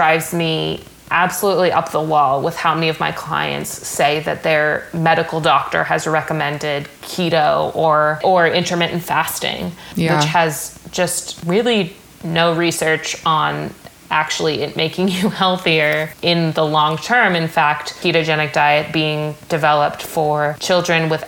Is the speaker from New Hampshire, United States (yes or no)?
yes; New Hampshire, United States; moved away; also born or lived in Southern California; I'm from New Hampshire